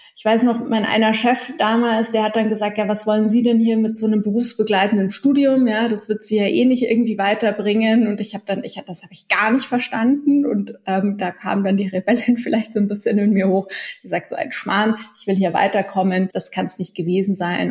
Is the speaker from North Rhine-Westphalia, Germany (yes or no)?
no; Munich, Bavaria, Germany; ich bin aufgewachsen im Münchner Süden in Alperlach